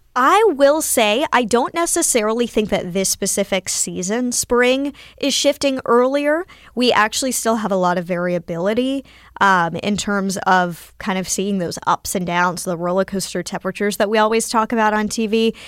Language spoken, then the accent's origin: English; near Winston-Salem, North Carolina, United States; I am from North Carolina, born and raised near Winston Salem